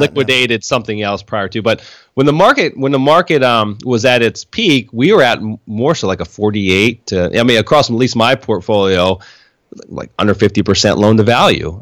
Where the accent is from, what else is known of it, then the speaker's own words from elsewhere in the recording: Harrisburg, Pennsylvania, United States; moved away as an adult; now in Florida, United States; I was born and raised in, yeah, Harrisburg